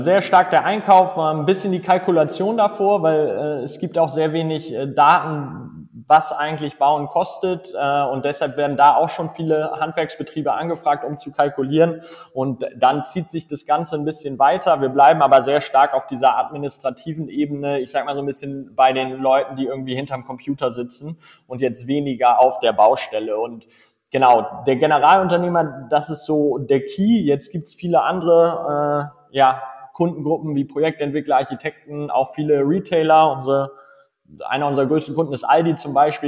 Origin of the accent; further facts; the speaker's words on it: Hamburg, Germany; moved away as an adult; also born or lived in Munich; now in Berlin, Germany; ich komme ursprünglich aus Hamburg